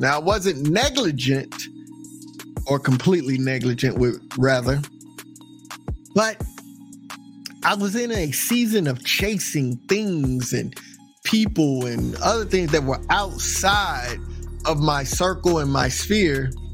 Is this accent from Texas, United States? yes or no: yes; Texas, United States; also born or lived in Maryland, Virginia, DC area; now in Maryland/Virginia/DC area, United States; I'm from Texas